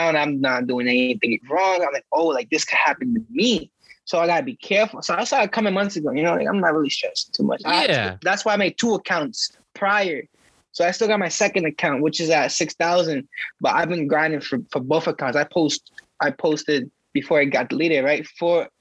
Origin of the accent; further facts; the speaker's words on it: Stamford, Connecticut, United States; I was born and raised in Stanford